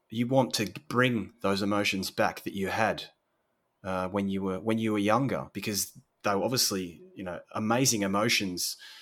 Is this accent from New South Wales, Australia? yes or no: no; Sorrento, Victoria, Australia; moved away as an adult; now in Italy; so I'm from a little beach country town in Australia, little fishing town, fishing village called Sorrento, which is about two hours south of Melbourne